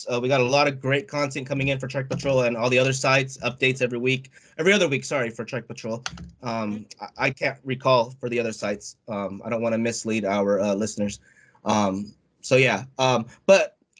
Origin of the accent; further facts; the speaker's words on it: United States; I'm American, so Filipino American